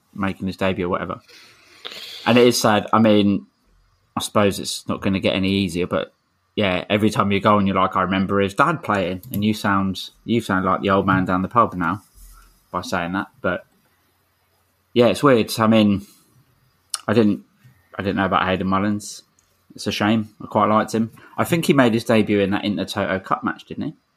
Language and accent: English; London, United Kingdom; I'm from Streatham and I've lived in SW16 my whole life